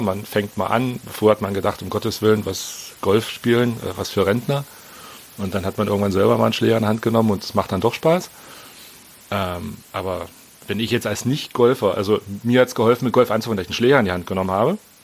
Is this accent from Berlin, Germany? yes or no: yes; Berlin, Germany; bin 42, wie gesagt, bin aus Berlin.